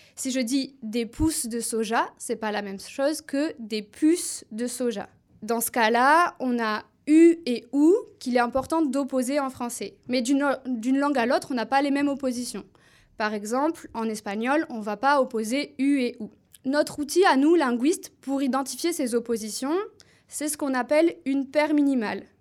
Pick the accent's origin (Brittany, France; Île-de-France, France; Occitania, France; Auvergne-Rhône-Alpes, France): Occitania, France; Toulouse; accent: southern French; first language French; j'ai appris le français du sud de la France, parce que je suis originaire de Toulouse.